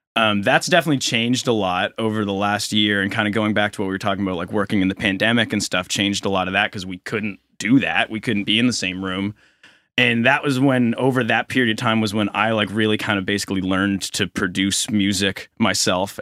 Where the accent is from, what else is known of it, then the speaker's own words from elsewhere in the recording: Halifax, Nova Scotia, Canada; also born or lived in Saint John, New Brunswick; I grew up in Halifax